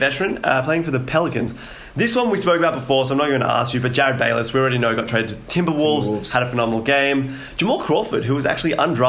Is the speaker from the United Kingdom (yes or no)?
no; Australia; Look, I'm an Australian patriot